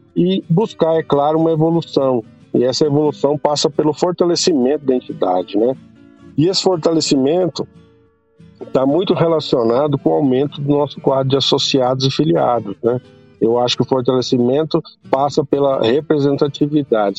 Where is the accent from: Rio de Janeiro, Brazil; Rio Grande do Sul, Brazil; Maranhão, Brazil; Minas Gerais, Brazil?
Rio Grande do Sul, Brazil; also born or lived in Piracicaba; now in Goiás, Brazil; eu nasci no Rio Grande do Sul e nós viemos para Goiás no final da década de 70 para cultivar soja